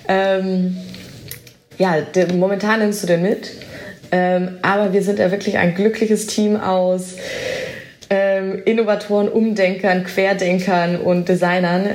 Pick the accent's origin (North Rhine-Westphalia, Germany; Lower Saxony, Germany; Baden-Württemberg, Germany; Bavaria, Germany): Bavaria, Germany; Augsburg; moved away as an adult; also born or lived in Berlin; now in Amsterdam, Netherlands; ich komme ja nicht aus den Niederlanden, ich komme aus Augsburg, äh, im schönen Bayerland